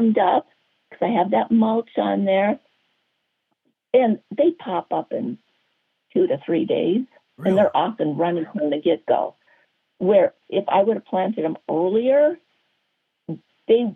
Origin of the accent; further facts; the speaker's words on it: North Dakota, United States; moved away; I grew up in North Dakota. North Dakota